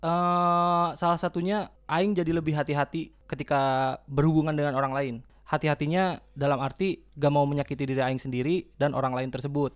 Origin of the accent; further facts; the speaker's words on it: West Java, Indonesia; kita tuh emang orang Sunda